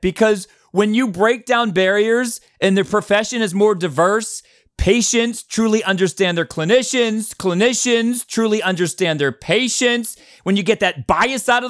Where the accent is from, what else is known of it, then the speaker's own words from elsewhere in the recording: East Coast, United States; I come from the East Coast.